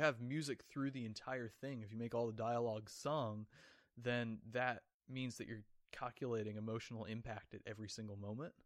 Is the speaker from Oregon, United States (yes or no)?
yes; Oregon, United States; born or raised there; moved away